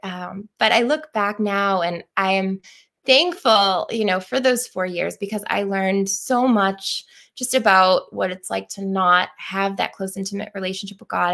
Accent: Pembroke, Massachusetts, United States; also born or lived in Plymouth, Massachusetts; am originally from Pembroke and now um, from Plymouth

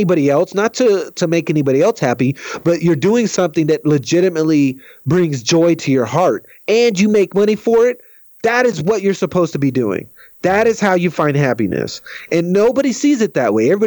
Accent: United States; we're American.

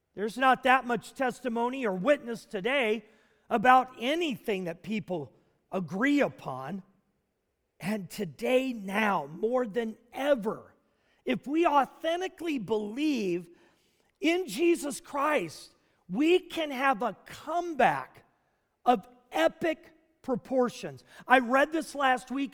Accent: Nashville, Tennessee, United States; Nashville, Tennessee. Actually, my hometown growing up

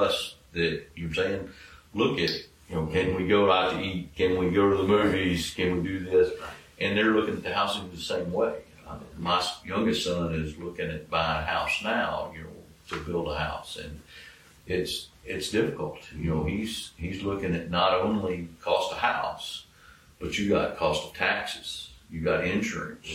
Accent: Taylor, United States; when I grew up in Taylor

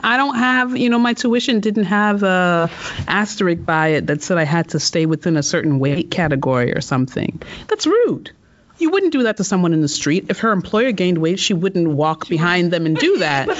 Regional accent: United States; I grew up in America

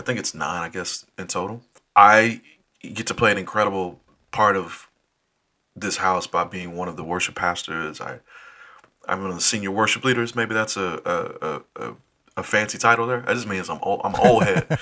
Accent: Dallas, Texas, United States; moved away as an adult; now in Minneapolis, United States; was born and raised in Dallas

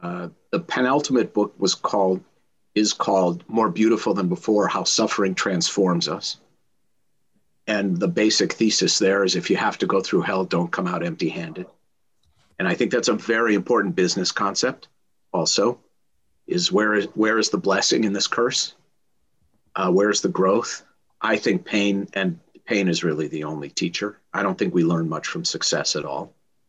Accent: Minnesota, United States; now in Los Angeles, United States; I came from Minnesota. They were both raised in LA, but they both love hockey and they both love the Minnesota Vikings.

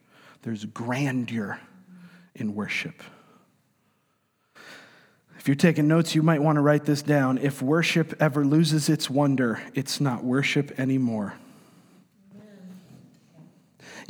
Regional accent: New York, United States; moved away; I'm from New York, and I'm of Italian descent.

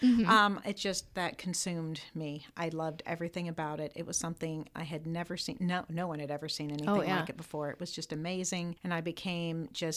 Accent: Indianapolis, Indiana, United States; moved away as an adult; also born or lived in Florida / Laguna Beach, California; now in Muncie, United States; I'm from Indianapolis

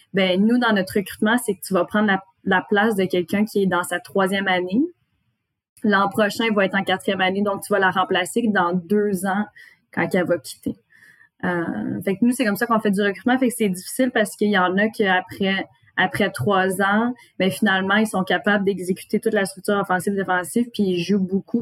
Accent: Gatineau, Quebec, Canada; je viens de Gatineau

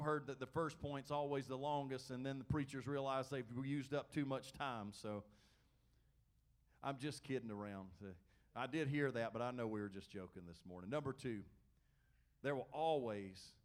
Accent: United States; we've been in America all of our lives

